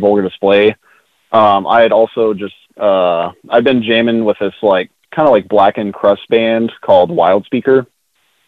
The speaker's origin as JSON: {"language": "English", "area": "North Richland Hills", "region": "Texas", "country": "United States", "tie": "born or raised there", "said": "I'm from like the suburbs of Fort Worth. I grew up in a like town around the area called North Bertram Hills"}